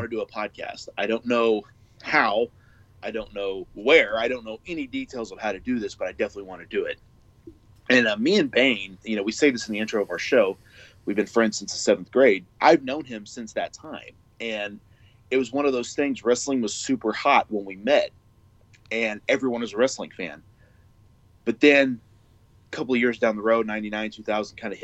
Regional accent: Oklahoma, United States; moved away as an adult; also born or lived in Missouri / Florida; I moved back to Oklahoma, which is my home state, but I had lived in Missouri before that for about 5 years. And I moved there at 21

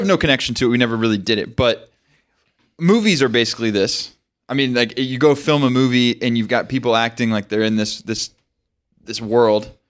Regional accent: United States; as an American

